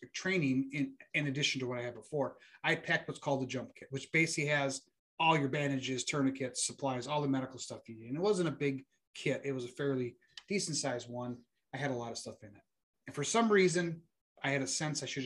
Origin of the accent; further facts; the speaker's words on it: Wisconsin, United States; accent: Midwestern; It's a Midwestern accent thing. If you can't tell, I am from the Midwest, from Wisconsin